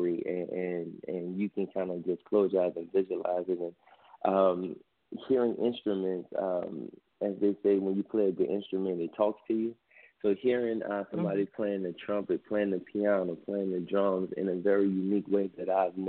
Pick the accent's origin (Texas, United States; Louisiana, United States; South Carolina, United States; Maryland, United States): Louisiana, United States; New Orleans; also born or lived in Vermont; I'm from New Orleans